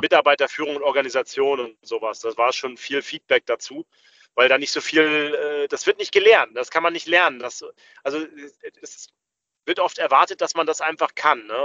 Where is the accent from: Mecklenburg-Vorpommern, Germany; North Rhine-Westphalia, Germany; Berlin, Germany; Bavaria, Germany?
Mecklenburg-Vorpommern, Germany; Rostock; Ich komme aber aus Rostock. Rostock ist meine Heimatstadt